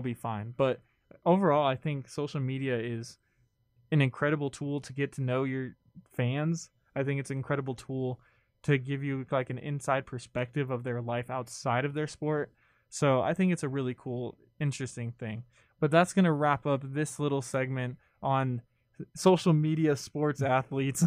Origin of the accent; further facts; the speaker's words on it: California, United States; I grew up in California